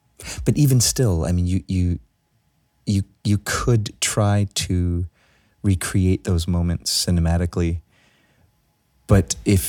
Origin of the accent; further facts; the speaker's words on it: New York City, New York, United States; I'm born and raised in Brooklyn.